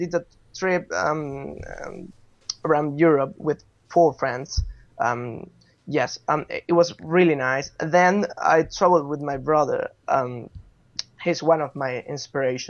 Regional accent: Caracas, Capital District, Venezuela; moved away as an adult; also born or lived in Madrid, Spain; now in London, United Kingdom; I'm from Venezuela, Caracas, Chuao. I moved to Spain when I was 18 years old

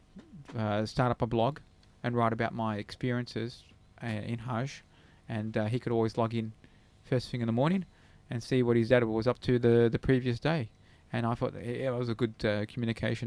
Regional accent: Australia; Yes, I am

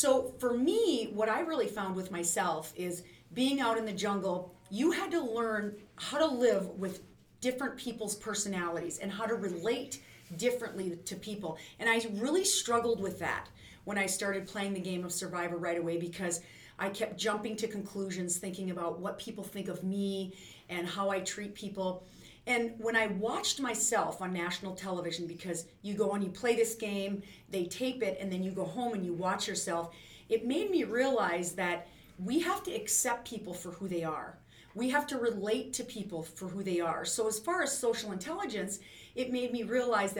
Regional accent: North Central South Dakota, United States; I'm from North Central South Dakota.

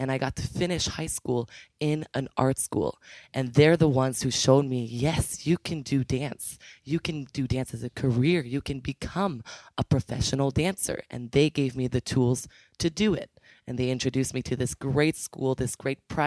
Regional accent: Canada; also born or lived in Ottawa; I am originally from Ottawa. I actually grew up in a very small town closer to Montreal, but I just call it Ottawa.

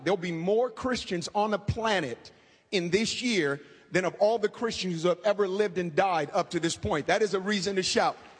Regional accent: Oakland, California, United States; I grew up in inner city Oakland.

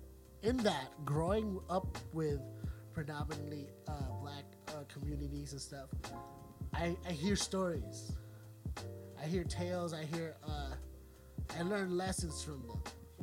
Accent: Philippines; I'm a Filipino in a predominantly black school, a lot of culture clashing

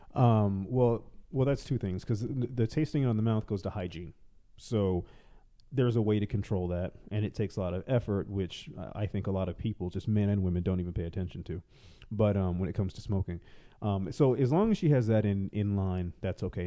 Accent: the South, United States; moved away; I am originally from the South

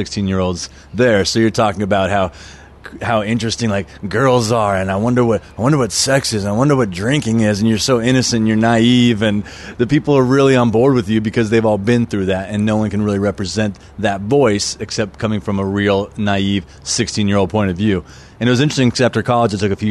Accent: Albuquerque, New Mexico, United States; moved away as an adult; now in Los Angeles, United States; I was originally born and raised in Albuquerque, New Mexico. Lived there until I was 18 and came out here for college

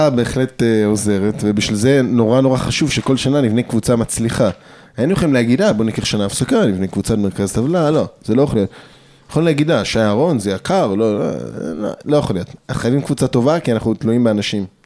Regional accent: Jerusalem, Jerusalem District, Israel; רק אני ירושלמי, אחרים לא, מירושלמים, אבל הם מהר אדר, ממעלה אדומים

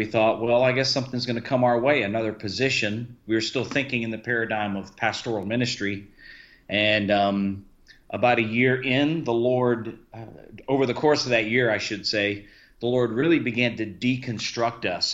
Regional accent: Key West, Florida, United States; I was raised in Key West, Florida

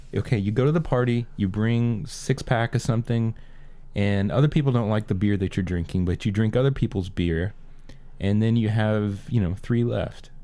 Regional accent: United States; being an American

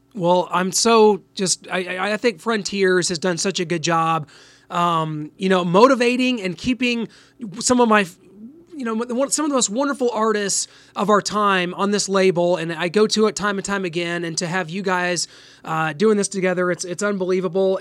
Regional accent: Midwest, United States; now in Kansas City, United States; I'm a Midwesterner too here in Kansas City

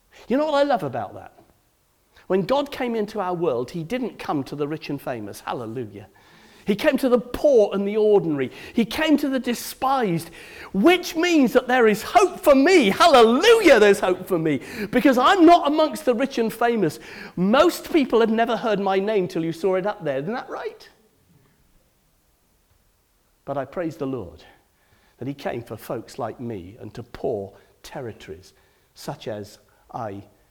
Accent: Cardiff, Wales, United Kingdom; I come from Cardiff.

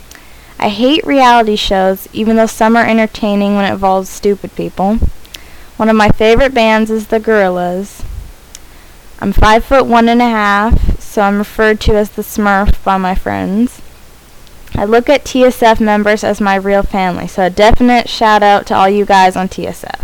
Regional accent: San Francisco, California, United States; I was born in San Francisco

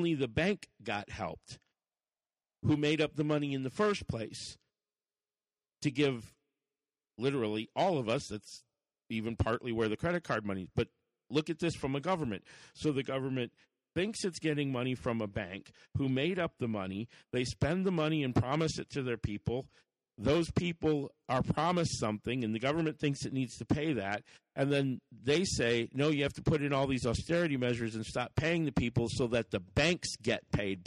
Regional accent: United States; we, as the American people

